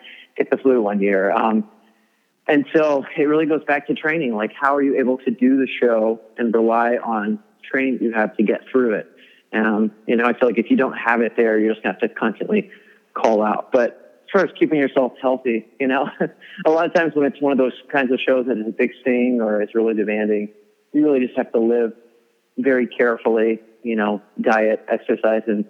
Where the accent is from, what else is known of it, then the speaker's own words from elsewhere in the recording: Arkansas, United States; I grew up in Arkansas